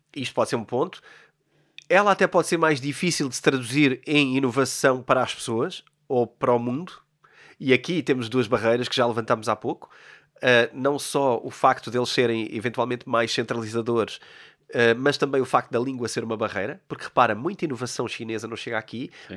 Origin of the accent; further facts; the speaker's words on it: Portugal; Eu sou português